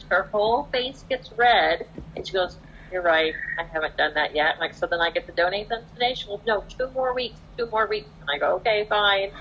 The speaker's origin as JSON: {"language": "English", "area": "Orange County", "region": "California", "country": "United States", "tie": "born or raised there", "said": "I grew up here in Orange County. I've lived here my whole life"}